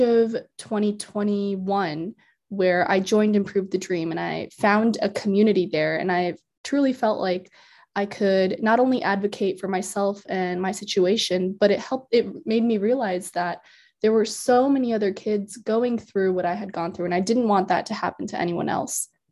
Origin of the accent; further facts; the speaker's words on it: Iowa, United States; also born or lived in India; I've been in Iowa for most of my life